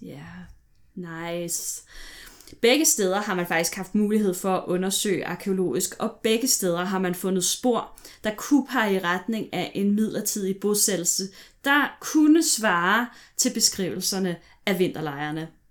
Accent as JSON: {"language": "Danish", "area": "Vestegnen", "region": "Capital Region of Denmark", "country": "Denmark", "tie": "born or raised there", "said": "jeg er vokset op på Vestegnen"}